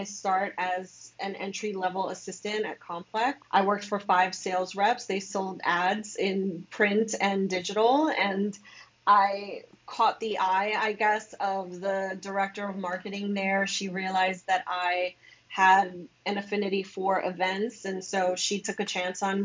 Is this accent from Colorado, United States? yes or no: no; New York City, New York, United States; I was born and raised in New York. I'm from the Bronx.